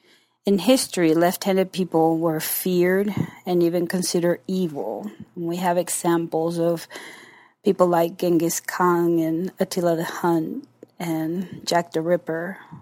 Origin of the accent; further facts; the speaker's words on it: Panama; I am from the Republic of Panama.